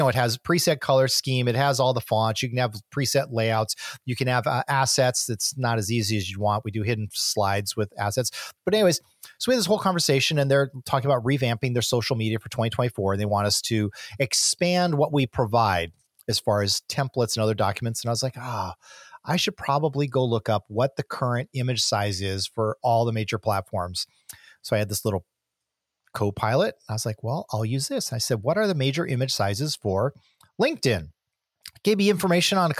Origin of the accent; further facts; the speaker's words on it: San Diego, California, United States; I am from San Diego.